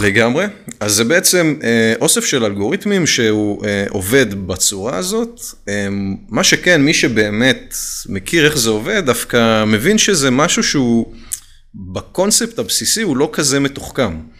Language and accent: Hebrew; Israel